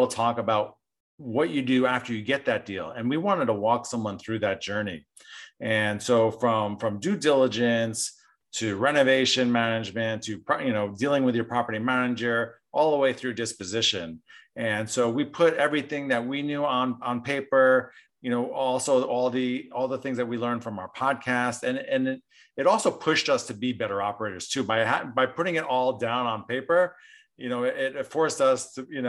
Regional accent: New Jersey, United States; moved away; also born or lived in Southern California; I grew up in New Jersey

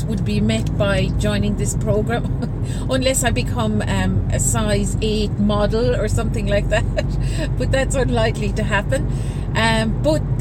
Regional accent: Ireland; moved away as an adult; also born or lived in Singapore; now in Juan-les-Pins, France; I'm from Ireland

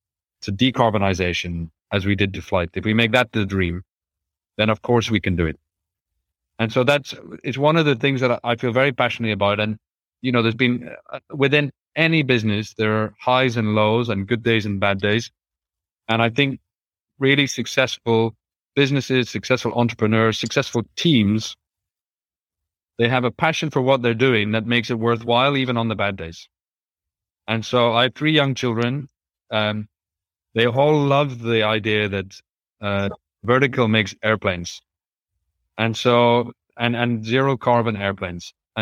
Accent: Ireland; especially growing up in Ireland. To be able to fly, well, almost anywhere in Europe and completely and be in much better weather.

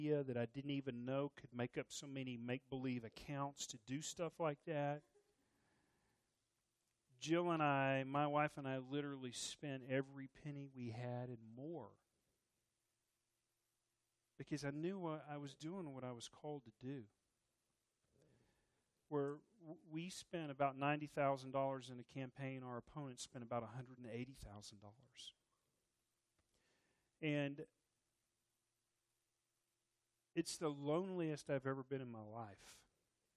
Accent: Texas, United States; I'm Texan

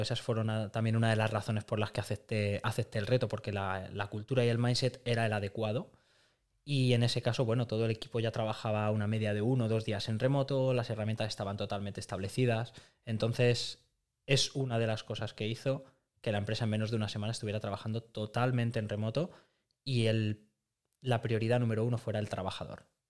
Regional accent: Madrid, Community of Madrid, Spain; now in Barcelona, Spain; Madrid, que es, de donde, que es de donde vengo

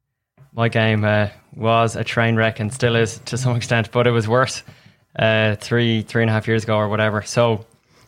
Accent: Dublin, Leinster, Ireland; moved away as an adult; also born or lived in Greenwood, South Carolina / Mobile, Alabama; now in United States; I'm from Dublin, Ireland

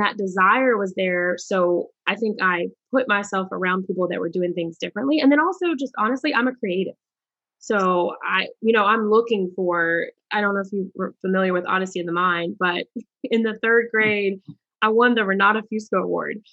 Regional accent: Charlotte, North Carolina, United States; I'm from Charlotte, North Carolina, and we had a minority achievement programs.

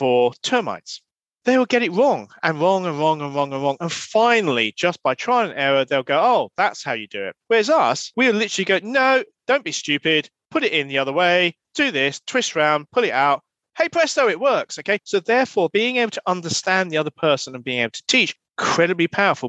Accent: United Kingdom; I'm a Brit

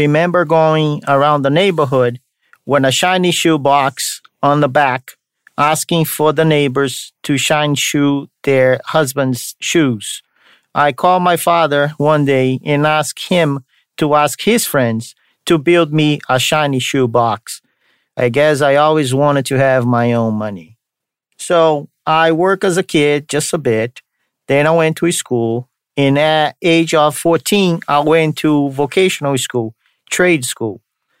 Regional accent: São Paulo, Brazil; Now you know that I'm from Brazil, from the state of São Paulo, which has the capital also called São Paulo. So I'm from São Paulo, Brazil.

